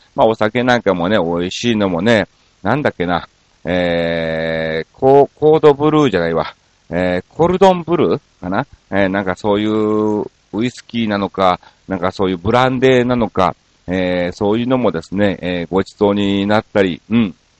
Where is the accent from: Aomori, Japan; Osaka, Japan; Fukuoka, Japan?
Osaka, Japan; moved away; せっかく大阪やからっていうことでですね、えー、実家の方にちょこっと